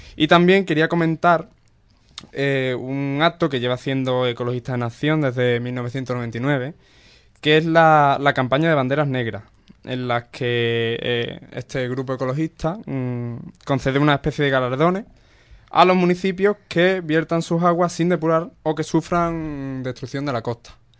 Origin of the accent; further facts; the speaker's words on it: Cádiz, Andalusia, Spain; de mi tierra, de Cádiz